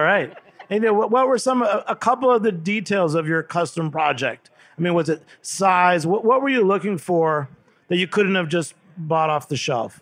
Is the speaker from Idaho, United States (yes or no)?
no; New York City, New York, United States; I'm from the East Village in New York City